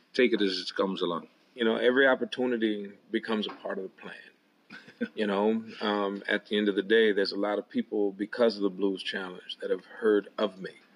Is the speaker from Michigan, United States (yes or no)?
no; Waterloo, Iowa, United States; my hometown of Waterloo, Iowa